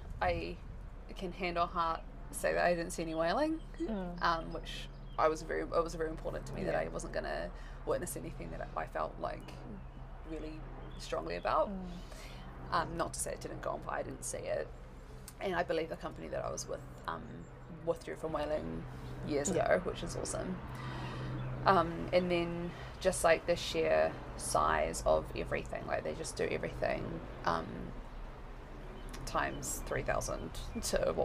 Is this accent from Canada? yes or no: no; Whangarei, Northland, New Zealand; also born or lived in Tokyo, Japan; growing up in New Zealand, we weren't really encouraged to speak any other language except English.